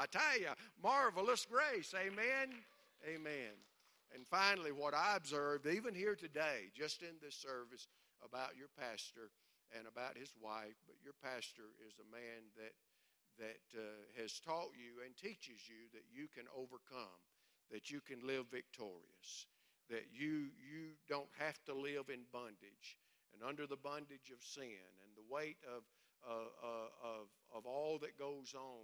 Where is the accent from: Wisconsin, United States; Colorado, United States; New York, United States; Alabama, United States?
Alabama, United States; moved away; I grew up in Alabama